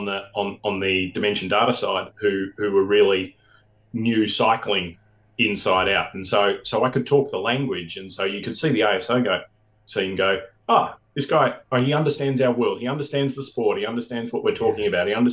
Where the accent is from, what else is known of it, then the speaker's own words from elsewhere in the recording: Australia; being an Australian